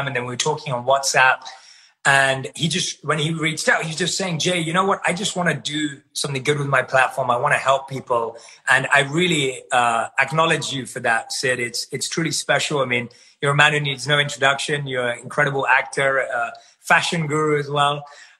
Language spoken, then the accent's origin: English; London, United Kingdom; I'm born and raised in London.